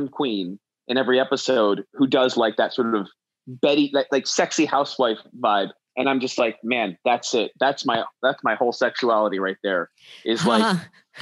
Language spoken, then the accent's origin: English; New York City, New York, United States; I grew up in Manhattan